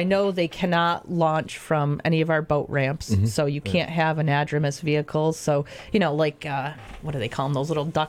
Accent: Adams, Massachusetts, United States; I'm local. I grew up in Adams, born and raised

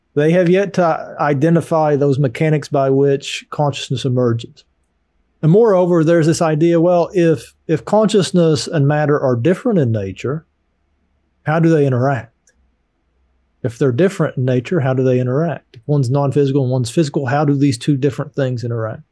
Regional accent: Appalachian Mountains, United States; I grew up poor in the Appalachian Mountains

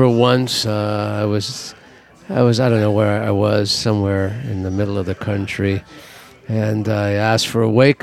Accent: Southern California, United States; I grew up in SoCal.

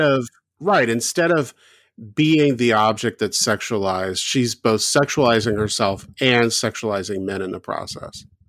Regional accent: the South, United States; I grew up in the South.

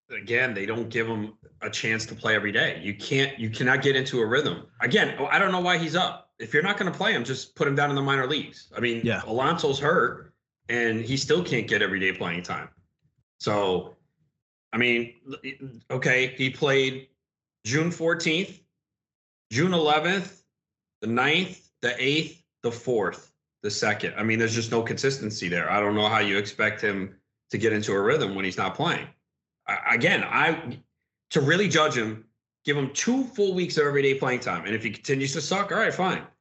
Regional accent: New York, United States; now in New Jersey, United States; growing up in New York, where it's like Jones Beach, Coney Island, Far Rockaway

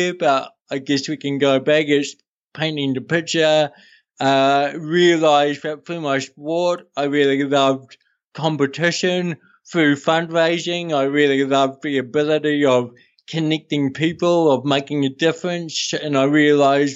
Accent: Hawke's Bay, New Zealand; born or raised there; also born or lived in Amsterdam, Netherlands

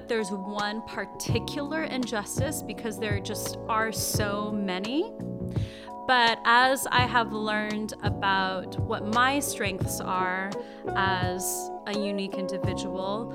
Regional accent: East Coast, United States; moved away as an adult; also born or lived in Rochester, New York; I was born in Rochester, New York, and I grew up mostly on the East Coast and lived there until I was in my early 30s.

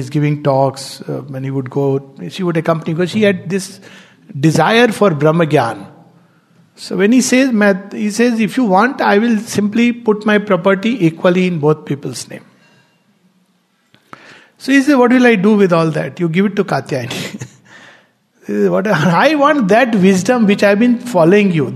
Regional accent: India; I'm an Indian, born Indian

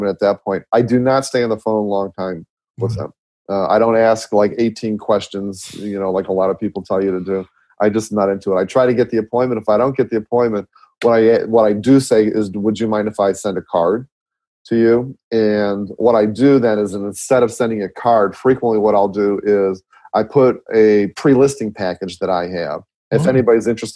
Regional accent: Midwest, United States; I'm from Midwest. I talk really super fast

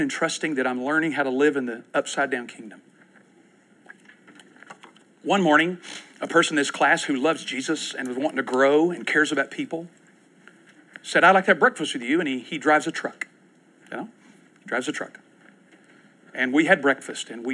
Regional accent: Winchester, Kentucky, United States; now in Oklahoma City, United States; I grew up in Winchester, Kentucky.

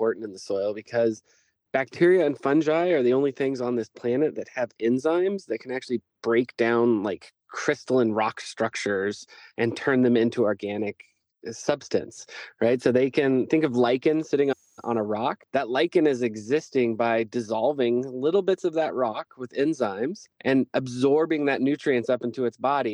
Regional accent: Reno, Nevada, United States; moved away as an adult; now in Nevada City, United States; I grew up in the city. I grew up in Reno and I grew up my whole life there

